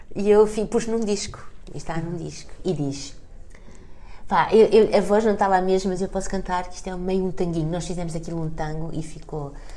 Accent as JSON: {"language": "Portuguese", "country": "Portugal", "said": "eu sou portuguesa"}